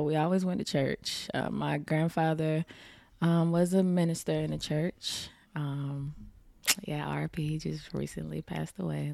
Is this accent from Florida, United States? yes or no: yes; Tampa, Florida, United States; also born or lived in Riverview, Florida; I grew up in Tampa